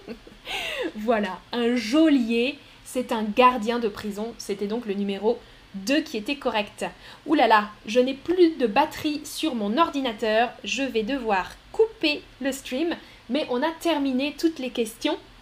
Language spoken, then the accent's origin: French; France; Les Français, on n'est pas bon pour ça